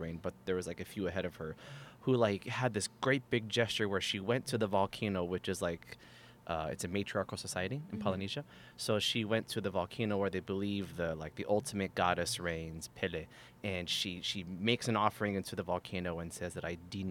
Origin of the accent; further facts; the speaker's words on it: Hawaiian Islands, United States; I'm from the Hawaiian Islands